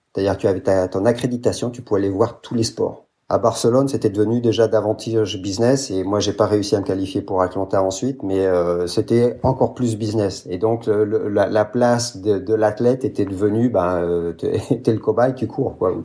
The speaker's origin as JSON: {"language": "French", "country": "France", "tie": "born or raised there", "also_born_or_lived": "United States / Japan / Brazil", "moved": "as an adult", "lives_now": "Belgium", "said": "je suis français, grandi en France"}